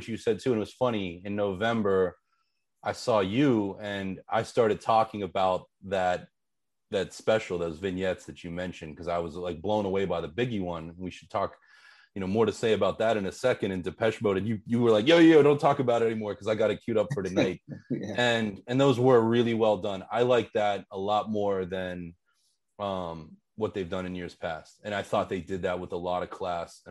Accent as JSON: {"language": "English", "town": "Pittsburgh", "region": "Pennsylvania", "country": "United States", "tie": "born or raised there", "said": "I grew up in Pittsburgh, which is 2 hours from Cleveland"}